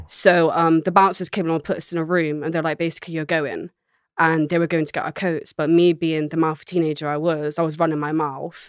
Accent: Bristol, South West England, United Kingdom; moved away; also born or lived in London; she raised me in a place called Hartcliff in Bristol

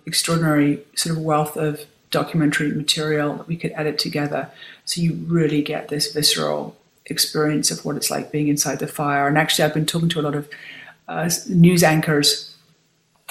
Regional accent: United Kingdom; also born or lived in New York; now in California, United States; I'm a Brit

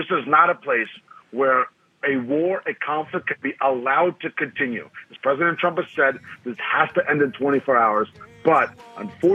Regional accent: Moscow, Russia; now in United States; I was born in Moscow

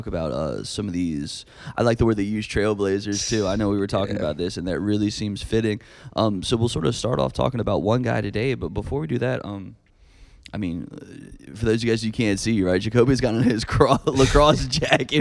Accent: Virginia Beach, Virginia, United States; also born or lived in Charlottesville, Virginia; I grew up, before I moved here in middle school, I grew up in Virginia Beach

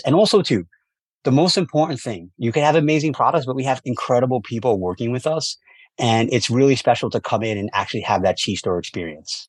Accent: New York City, New York, United States; growing up in New York City

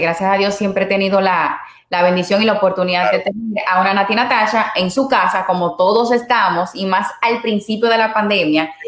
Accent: Santiago de los Caballeros, Santiago, Dominican Republic; now in Puerto Rico; soy dominicana de pura cepa, de Santiago, allá en República Dominicana

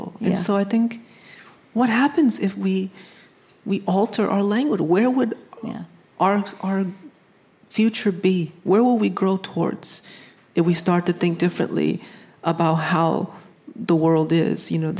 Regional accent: New England, United States; You know, I grew up in New England

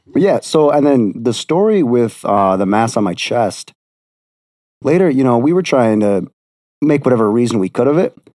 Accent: Beloit, Wisconsin, United States; also born or lived in Milwaukee, Wisconsin; I'm from Beloit, Wisconsin

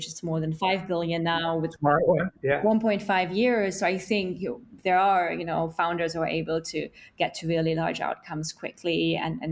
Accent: Germany; now in London, United Kingdom; I'm from Germany originally

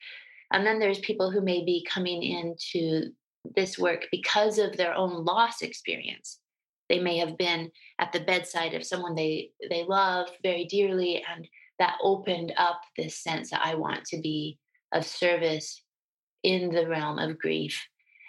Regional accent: Utah, United States; moved away as an adult; also born or lived in New Jersey; I grew up in a small town in Utah in the 70s and 80s

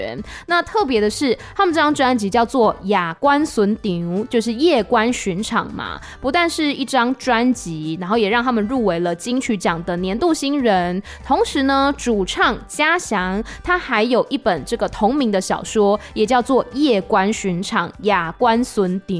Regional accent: Taiwan; first language Taiwanese Hokkien; Chinese is a second language; 虽然说台语是我的母语，可是因为我平常比如说工作的时候还是用华语比较多

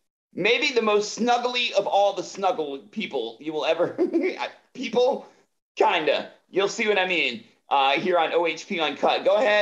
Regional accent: Atlanta, Georgia, United States; my hometown of Atlanta

